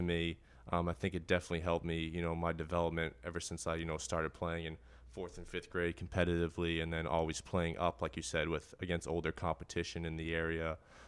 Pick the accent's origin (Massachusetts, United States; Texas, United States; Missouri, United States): Massachusetts, United States; Bradford; Yeah, so I grew up in Bradford, Massachusetts, just right around the corner from North End over here.